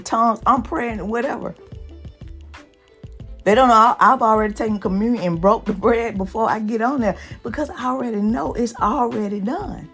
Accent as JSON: {"language": "English", "region": "the South", "country": "United States", "said": "I'm from the South, from the hood"}